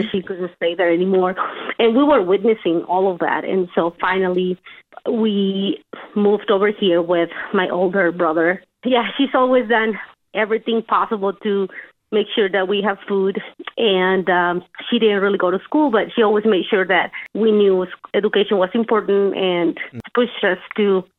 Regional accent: Mexico; English is a second language; now in United States; We came from Mexico, and she pretty much raised all of us. She was married to my dad, but my dad has suffered with addiction to alcohol. Mm. We essentially grew up seeing them argue, seeing them fight.

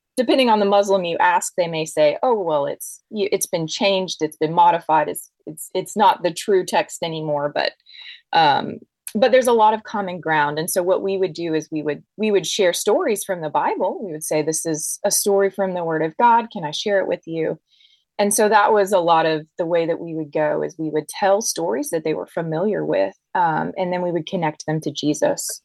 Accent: Deep South, United States; I grew up in the Deep South

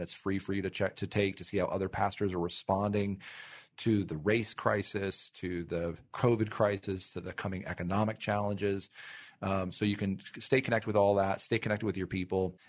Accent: Ventura, California, United States; my hometown of Ventura, California

